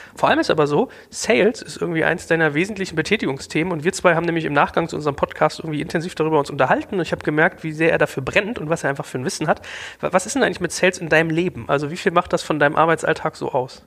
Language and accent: German; Germany